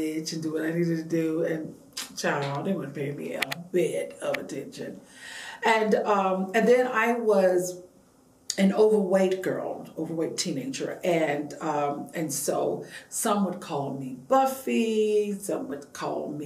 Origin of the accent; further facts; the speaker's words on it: Savannah, Georgia, United States; I was born and raised in Savannah, Georgia.